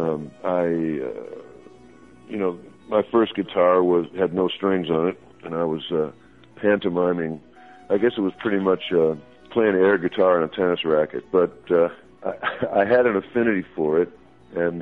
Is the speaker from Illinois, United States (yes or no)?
yes; Chicago, Illinois, United States; accent: Chicago; I grew up in Chicago